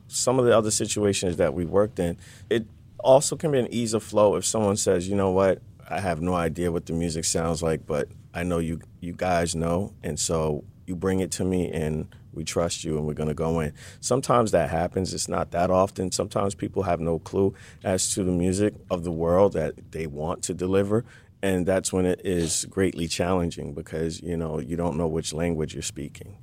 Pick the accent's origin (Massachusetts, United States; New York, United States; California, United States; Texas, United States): New York, United States; New York City; now in Los Angeles, United States; I'm from Brooklyn, New York, and I got sick of the harsh winters